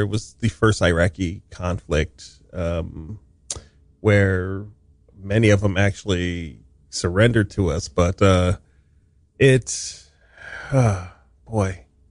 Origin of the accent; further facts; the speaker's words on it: Hawaii, United States; moved away as an adult; I was, uh, raised in Hawaii